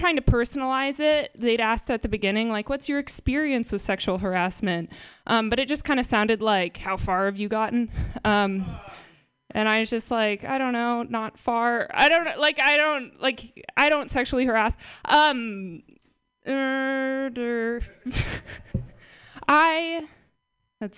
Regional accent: Marin, California, United States; I'm from Marin

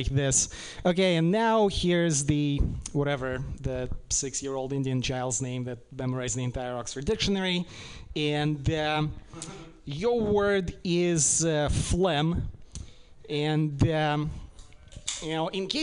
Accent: Russia; English is a second language; now in United States; I'm from Russia

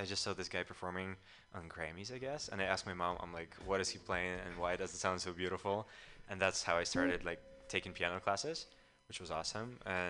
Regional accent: Ukraine; moved away as an adult; also born or lived in Chicago, United States; now in San Francisco, United States; Yeah, so I'm originally from Ukraine, and I moved here like 7 years ago. I first lived in Chicago

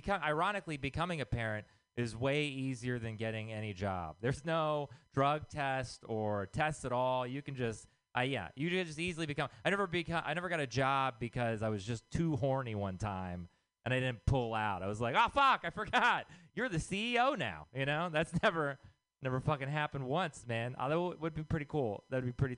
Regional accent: Texas, United States; moved away; I'm from Texas

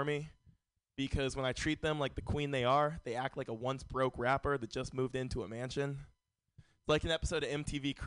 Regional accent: San Francisco, California, United States; Born and raised in San Francisco.

